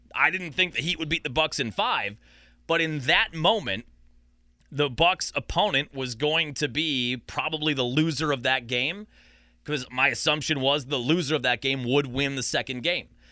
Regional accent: Sheboygan, Wisconsin, United States; growing up in Sheboygan, I had golf lessons with my buddies at Town and Country here in Sheboygan

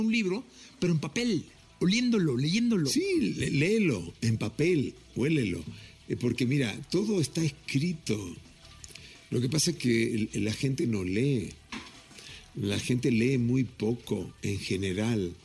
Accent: Mexico; soy mexicano hasta las pampas

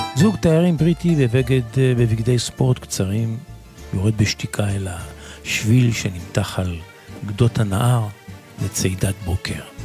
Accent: Israel; אנחנו כישראלים

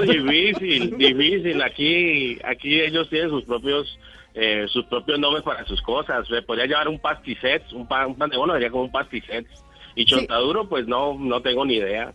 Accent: Colombia; moved away as an adult; also born or lived in Mexico; now in Barcelona, Spain; nosotros los colombianos cuando salimos de Colombia

